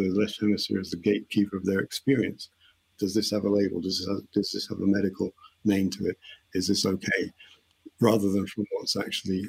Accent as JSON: {"language": "English", "region": "England", "country": "United Kingdom", "said": "I being English"}